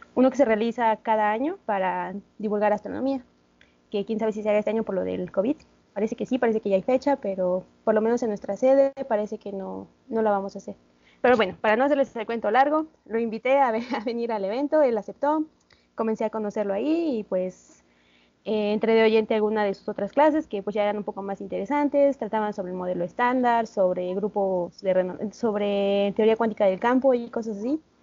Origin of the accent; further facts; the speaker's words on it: Puebla, Mexico; moved away as an adult; also born or lived in Santander, Spain; now in Spain; yo soy poblana, orgullosamente poblana